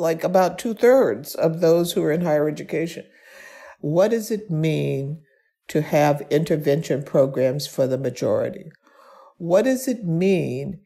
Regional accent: Birmingham, Alabama, United States; I was born and raised in Birmingham, Alabama

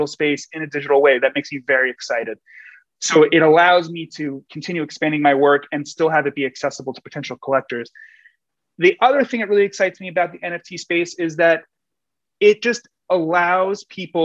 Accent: New York City, New York, United States; my hometown, New York City

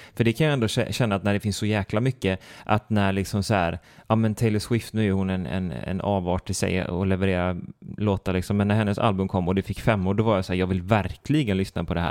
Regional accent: Sweden; jag som svensk

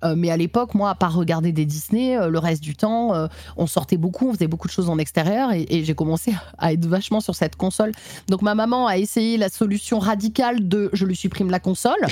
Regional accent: Nîmes, Occitania, France; je suis née à Nîmes, dans le Gard

